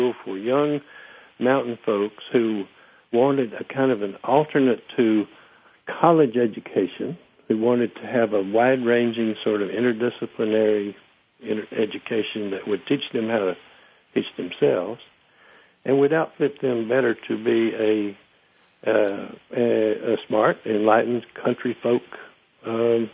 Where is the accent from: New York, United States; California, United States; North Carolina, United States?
North Carolina, United States; Murphy; my hometown, Murphy